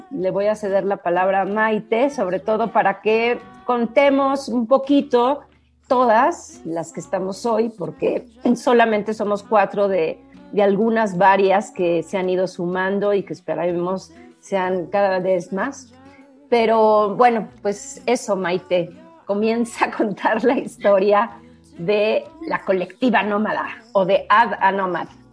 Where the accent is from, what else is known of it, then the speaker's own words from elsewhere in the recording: Mexico City, Mexico; also born or lived in Santiago, Chile; he vivido prácticamente toda mi vida en la Ciudad de México, pero nací en Santiago de Chile